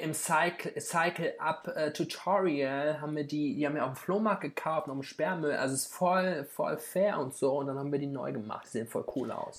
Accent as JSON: {"language": "German", "town": "Frankfurt", "region": "Hesse", "country": "Germany", "also_born_or_lived": "Bamberg / Berlin", "said": "ich komme aus Frankfurt, der neoliberalsten Stadt Deutschlands wahrscheinlich"}